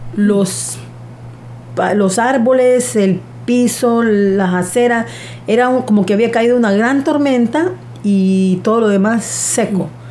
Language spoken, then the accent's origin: Spanish; Honduras; soy de Honduras, vivo en un pueblo no tan grande, se llama La Lima